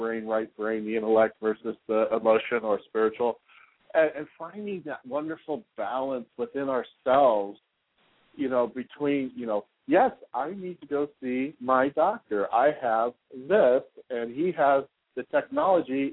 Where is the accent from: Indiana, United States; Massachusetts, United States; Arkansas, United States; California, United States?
California, United States; Concord; moved away as an adult; also born or lived in Walnut Creek, California / Sunnyvale, California / San Jose, California; now in Tampa Bay, United States; I was born and raised in Concord, California